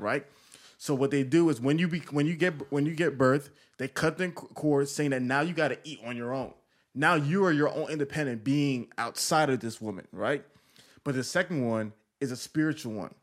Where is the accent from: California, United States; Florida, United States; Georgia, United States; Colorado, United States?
Georgia, United States; Atlanta; I'm from Atlanta